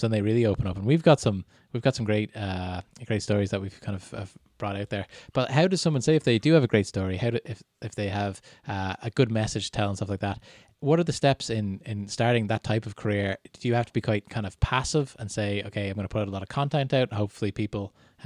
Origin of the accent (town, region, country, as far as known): Ireland